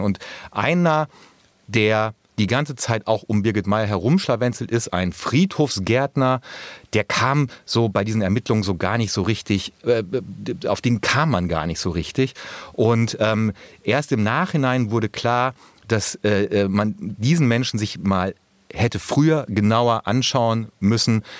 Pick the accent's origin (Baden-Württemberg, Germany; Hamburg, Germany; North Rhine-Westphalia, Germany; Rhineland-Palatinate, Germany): North Rhine-Westphalia, Germany; als Ostwestfale